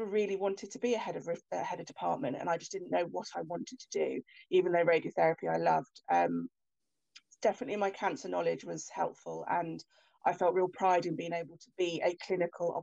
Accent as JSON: {"language": "English", "area": "Hertfordshire", "region": "East of England", "country": "United Kingdom", "also_born_or_lived": "London / Poole, Dorset", "moved": "as an adult", "said": "I'm from Hertfordshire originally, but predominantly most of my training was in London"}